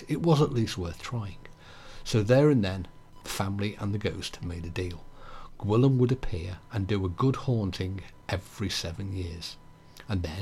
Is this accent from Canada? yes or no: no; England, United Kingdom; I can say Crimmick even though I'm English